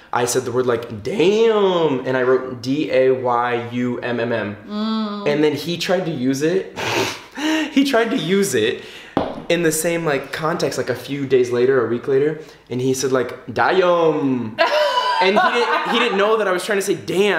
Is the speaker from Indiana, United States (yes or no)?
yes; Indiana, United States; moved away as an adult; now in Paris, France; this girl was from Indiana, and I was from Indiana, and I was so patriotic